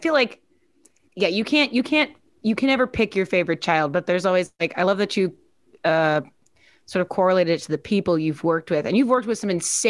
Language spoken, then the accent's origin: English; Overland Park, Kansas, United States; moved away; That's where I'm from.